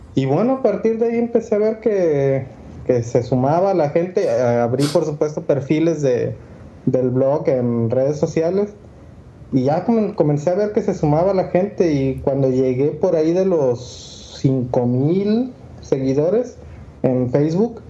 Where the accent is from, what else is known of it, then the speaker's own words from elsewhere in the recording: Mexico; soy un arquitecto mexicano